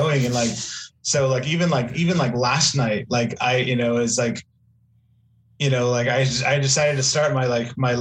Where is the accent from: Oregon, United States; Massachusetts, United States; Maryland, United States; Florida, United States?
Oregon, United States; Portland; now in Texas, United States; I'm originally from Portland